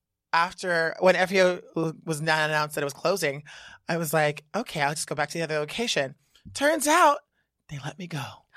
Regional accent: Reno, Nevada, United States; now in New York, United States; I'm from Reno, Nevada.

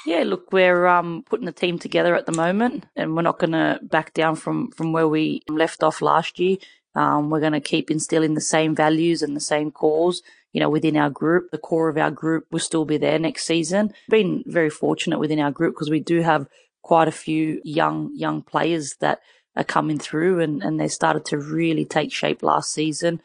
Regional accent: Sydney, New South Wales, Australia; I grew up in Western Sydney

